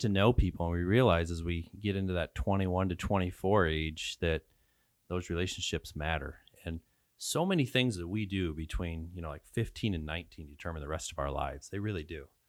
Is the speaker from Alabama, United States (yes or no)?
no; Tampico, Illinois, United States; also born or lived in Polo, Illinois; I grew up in Tampa Coe, Illinois.